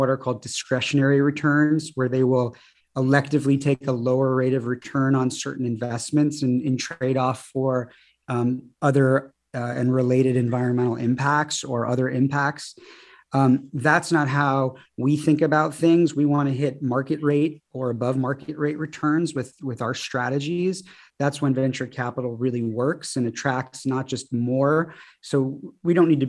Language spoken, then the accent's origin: English; Birmingham, Michigan, United States; now in Santa Barbara, United States; I'm originally from Michigan, from a little suburb of Detroit called Birmingham. And my family moved to Santa Barbara actually in the early 90s